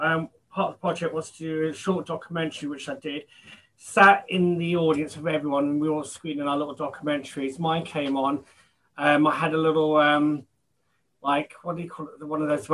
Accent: London, United Kingdom; I'm London born and bred

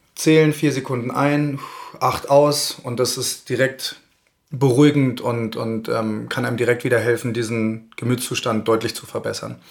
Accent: Berlin, Germany; moved away as an adult; now in Garmisch-Partenkirchen, Germany; bin aus Berlin, aus der großen Stadt hier eingetaucht in die Kleinstadt

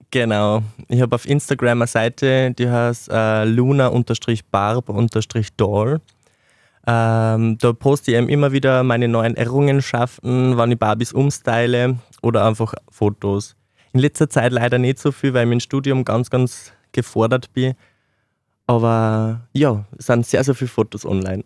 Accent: Mollmannsreit, Upper Austria, Austria; moved away as an adult; now in Linz, Austria; Ich komme ursprünglich aus Mollmannsreit, das ist ein kleines Dorf im Bezirk Rohrbach im Mühlviertel

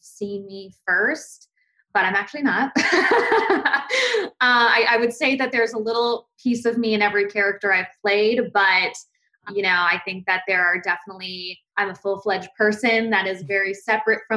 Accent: Valencia, California, United States; also born or lived in New Jersey; I grew up mainly in Valencia, California, because I started seventh grade on there

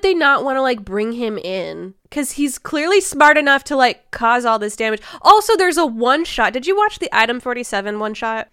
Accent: Midwest, United States; we are from the Midwest, and we go outside of our houses to, like, watch tornadoes

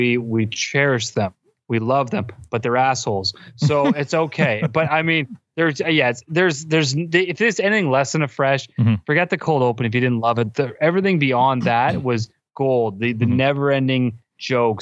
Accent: Canada; we're Canadian

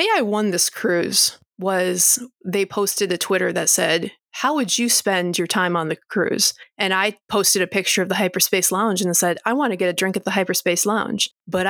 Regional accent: Michigan, United States; I'm from Michigan

